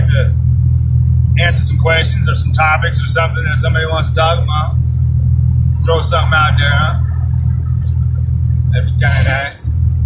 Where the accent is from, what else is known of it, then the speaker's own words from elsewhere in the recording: United States; I'm an American